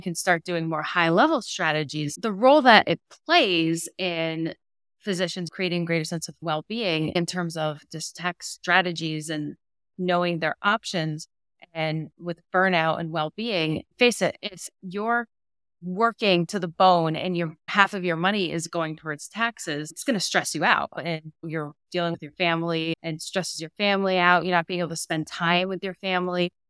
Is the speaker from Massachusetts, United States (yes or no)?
yes; Massachusetts, United States; also born or lived in Georgia / Rochester, New York; now in Knoxville, United States; originally from Massachusetts